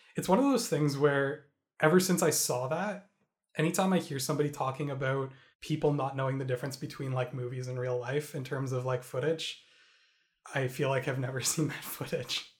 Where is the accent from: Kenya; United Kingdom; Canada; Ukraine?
Canada; as a Canadian